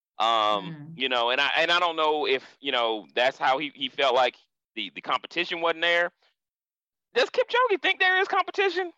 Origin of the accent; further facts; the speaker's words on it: Florida, United States; I'm being from Florida. Track and field was huge. Track and field in Florida was almost as big as football